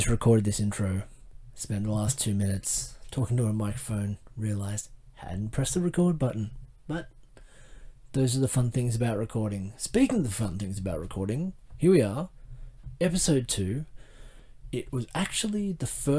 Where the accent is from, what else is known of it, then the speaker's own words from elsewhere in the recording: Australia; accent: Australian; My Australian accent